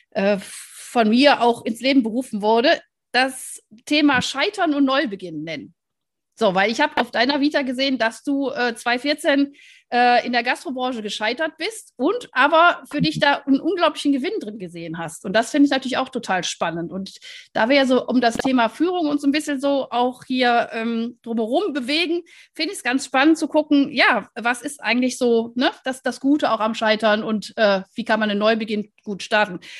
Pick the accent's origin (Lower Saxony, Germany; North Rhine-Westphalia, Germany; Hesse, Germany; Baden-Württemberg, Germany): North Rhine-Westphalia, Germany; Wuppertal; born there; ich bin ja gebürtige Wuppertalerin und von daher, ähm, ja, Super, ist ja schon also wirklich 30 Kilometer nur von Wuppertal entfernt.